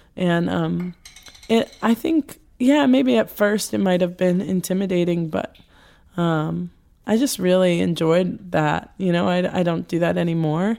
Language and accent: English; New Jersey, United States; also born or lived in Queens, New York; Moved to New Jersey when I was five.